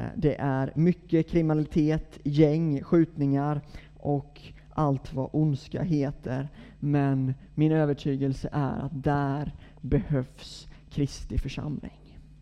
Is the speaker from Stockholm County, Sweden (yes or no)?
no; Gnosjö, Jönköping County, Sweden; now in Gothenburg, Sweden; Jag är Gnosjöbo från början, så att jag är bördig från bygden